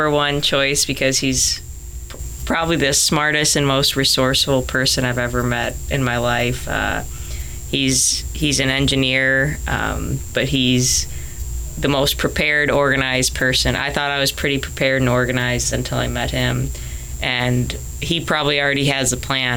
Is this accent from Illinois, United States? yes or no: yes; Chicago, Illinois, United States; moved away as an adult; now in Hawaii, United States; Growing up in Chicago